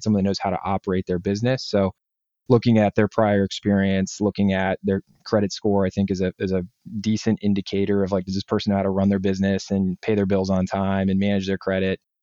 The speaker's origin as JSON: {"language": "English", "region": "Northeast Ohio", "country": "United States", "tie": "born or raised there", "said": "I grew up in Northeast Ohio"}